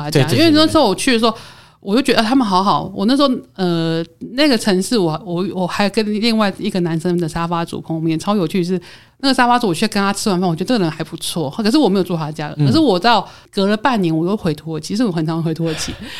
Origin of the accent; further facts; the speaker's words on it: Taiwan; 所以我觉得我有时候觉得他们跟我们台湾人好像，有时候啦